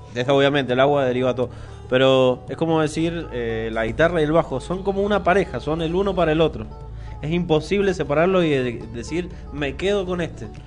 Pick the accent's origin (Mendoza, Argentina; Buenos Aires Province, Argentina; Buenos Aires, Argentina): Mendoza, Argentina; Después volvimos a Mendoza